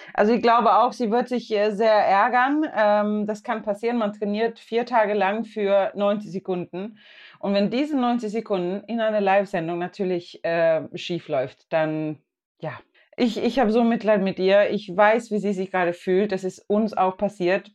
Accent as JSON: {"language": "German", "country": "Sweden", "said": "Also ich komme ja aus Schweden"}